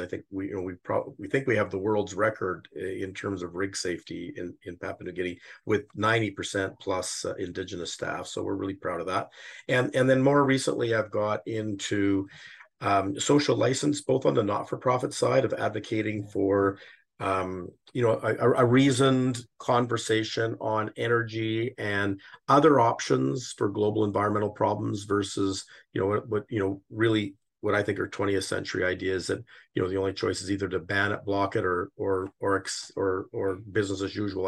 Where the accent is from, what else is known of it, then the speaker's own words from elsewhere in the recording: Calgary, Alberta, Canada; moved away; also born or lived in Toronto; I'm born in Calgary and I'm currently living here.